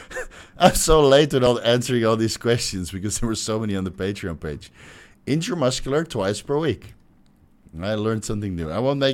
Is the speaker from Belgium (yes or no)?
yes; Belgium; I'm from Belgium.